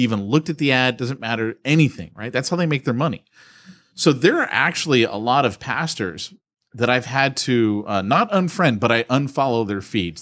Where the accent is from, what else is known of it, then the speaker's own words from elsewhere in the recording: United States; we here in America have got it great as Christians